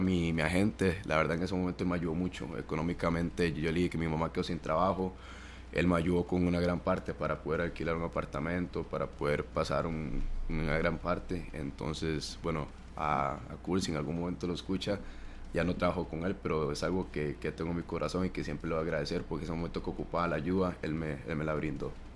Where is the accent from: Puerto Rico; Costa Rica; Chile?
Costa Rica; Siquirres, Limón; moved away; yo soy de la Francia, Siquirres. Ahí es un, es un pueblo muy futbolero